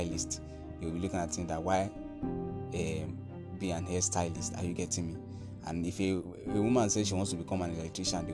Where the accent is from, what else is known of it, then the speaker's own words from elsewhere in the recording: Nigeria; I'm from Nigeria